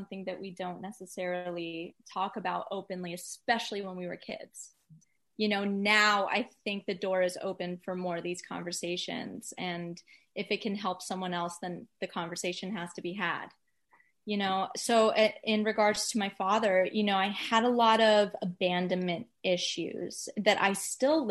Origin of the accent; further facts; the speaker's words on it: Atlanta, Georgia, United States; also born or lived in Florida / New York; now in Los Angeles, United States; I'm from Atlanta, Georgia